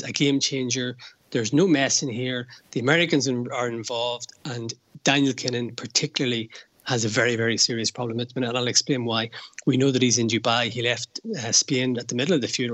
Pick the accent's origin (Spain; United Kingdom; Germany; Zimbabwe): United Kingdom; Belfast, Northern Ireland; now in Dublin, Ireland; I'm from Belfast. I grew up with the troubles, seeing soldiers in the streets.